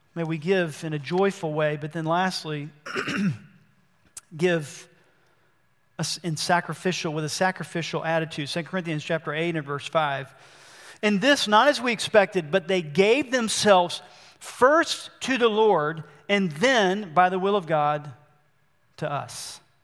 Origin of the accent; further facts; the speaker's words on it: Albany, Georgia, United States; I was born in Albany, Georgia.